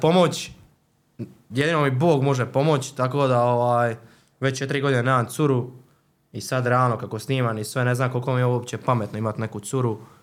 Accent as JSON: {"language": "Croatian", "country": "Croatia", "also_born_or_lived": "Zagreb", "said": "kod nas u Hrvatskoj"}